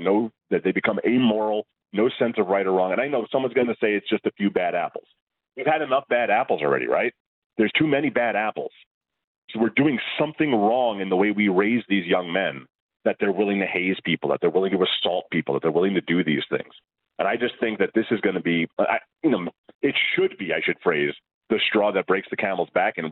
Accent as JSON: {"language": "English", "country": "United States", "said": "I mean, look, I'm an American. I was not raised in the Canadian junior culture."}